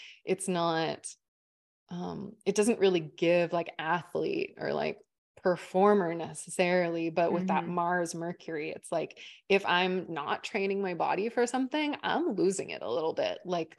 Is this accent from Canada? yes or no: yes; Vancouver Island, British Columbia, Canada; moved away; also born or lived in Montreal; in Vancouver Island